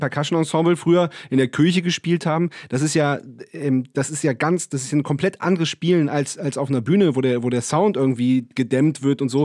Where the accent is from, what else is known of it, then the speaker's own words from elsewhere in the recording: Northern Germany, Germany; now in Vienna, Austria; Wir haben ja auch unseren Proberaum in dem Elternhaus, auf dem, auf dem Land in Norddeutschland